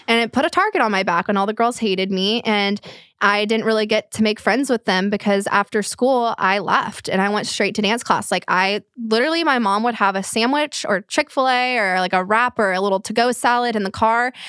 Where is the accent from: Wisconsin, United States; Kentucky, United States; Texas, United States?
Texas, United States; Flower Mound; the area we grew up in in Flower Mound